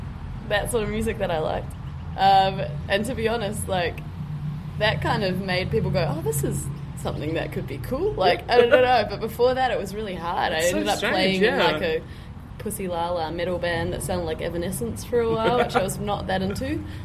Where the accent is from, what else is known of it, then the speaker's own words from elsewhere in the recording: Auckland, New Zealand; now in Melbourne, Australia; I was from Auckland. So I've been here about 5 years now as well. In Melbourne, I came on holiday 5 years ago.